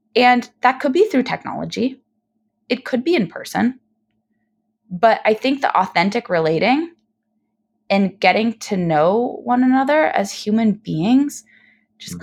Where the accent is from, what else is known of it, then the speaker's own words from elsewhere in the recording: San Diego, California, United States; I grew up in San Diego